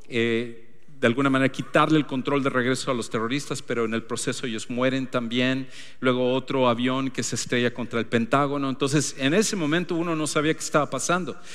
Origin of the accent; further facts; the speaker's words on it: Ecuador; moved away; nos mudamos de regreso a, mi país natal, al Ecuador